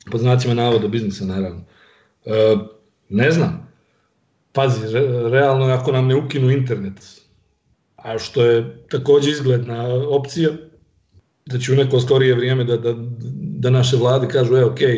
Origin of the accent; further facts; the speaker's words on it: Montenegro; iako smo generacijski tu, eh, malo je rock'n'roll kasnije u Crnoj Gori